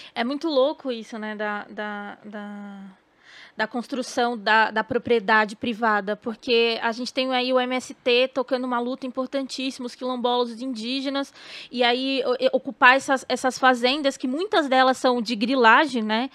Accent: Bahia, Brazil; sou baiana

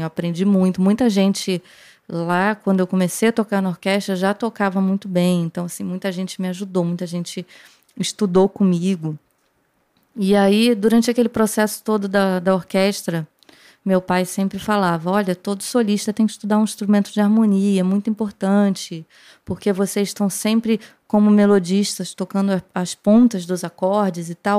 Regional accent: Rio de Janeiro, Brazil; quando eu nasci, meu pai já morava no Jabur, que é o bairro onde o Hermeto mora até hoje

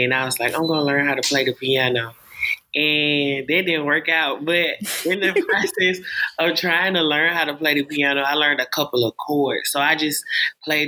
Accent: Alabama, United States; I'm an upcoming artist. I'm from Alabama

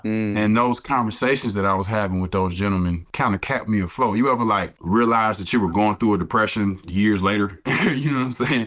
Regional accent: Detroit, Michigan, United States; moved away as an adult; also born or lived in Alabama; I am born and raised in Detroit, Michigan

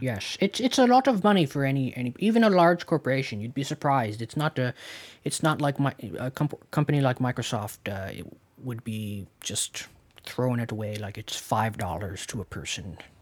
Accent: Canada; we're Canadian

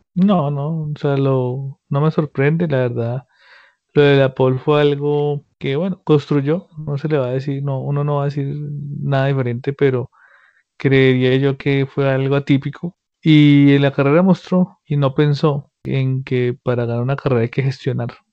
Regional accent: Colombia; nosotros como colombianos

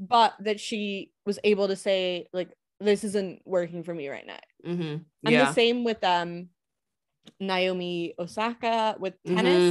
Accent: Scotland, United Kingdom; as a Scot

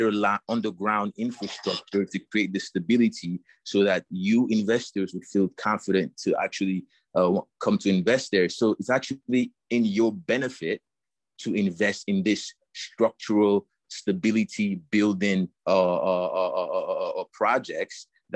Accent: Yaoundé, Centre, Cameroon; moved away as an adult; also born or lived in United States; So I was born in Cameroon, Yaoundé, more specifically. And I was educated in university in the U.S.

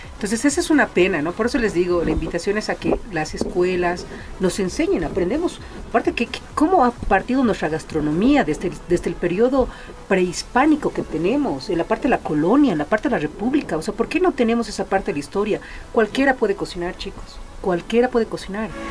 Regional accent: La Paz, Bolivia; also born or lived in Chulumani; muy, muy pequeña me han traído aquí a la ciudad de La Paz

